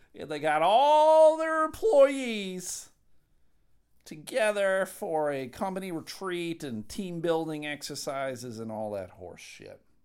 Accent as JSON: {"language": "English", "town": "Buffalo", "region": "New York", "country": "United States", "moved": "as an adult", "lives_now": "Michigan, United States", "said": "I'm from Buffalo, New York"}